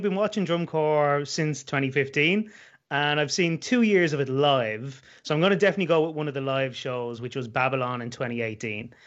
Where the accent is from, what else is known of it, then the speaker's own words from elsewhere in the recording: Dublin, Leinster, Ireland; moved away as an adult; also born or lived in west coast of Ireland; now in West coast, Ireland; I'm from Dublin, capital city, but I'm living on the west coast of Ireland these days.